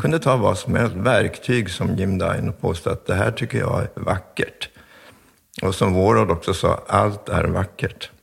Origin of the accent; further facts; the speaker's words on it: Stockholm, Stockholm County, Sweden; also born or lived in Hofors, Dalarna; Kungsholmen på Stockholm, så där är jag uppväxt